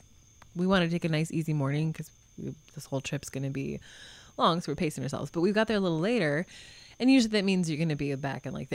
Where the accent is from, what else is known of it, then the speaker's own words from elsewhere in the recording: Montana, United States; I grew up in Montana